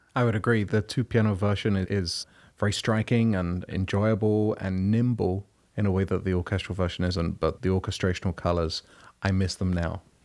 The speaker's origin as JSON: {"language": "English", "region": "London", "country": "United Kingdom", "tie": "born or raised there", "moved": "as an adult", "lives_now": "United States", "said": "Growing up in London and being there and going to school there"}